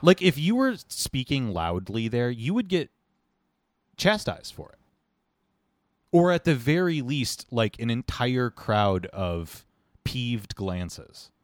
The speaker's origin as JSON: {"language": "English", "country": "United States", "said": "as an American in your own country, in your own capital"}